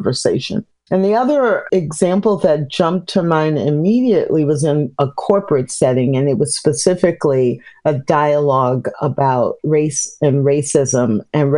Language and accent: English; Midwest, United States; also born or lived in Missouri / Illinois / Kansas; now in Texas, United States; I live in Texas, but I grew up in the Midwest, Missouri, Illinois, Kansas